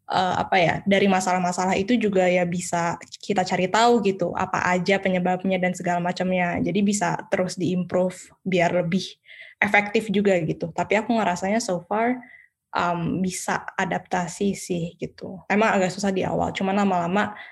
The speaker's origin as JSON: {"language": "Indonesian", "town": "Medan", "region": "North Sumatra", "country": "Indonesia", "said": "pastilah orang saya orang Medan kan."}